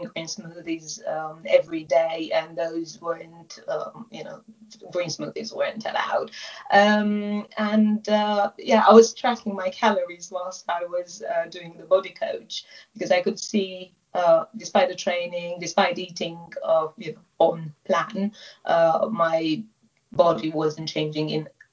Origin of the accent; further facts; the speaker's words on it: Romania; moved away as an adult; also born or lived in England; now in Oxfordshire, United Kingdom; I originally come from Romania, but have lived in England for almost 15 years now.